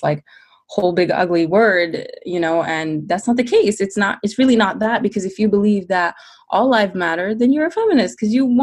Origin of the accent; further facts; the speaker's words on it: New York City, New York, United States; I was born in New York City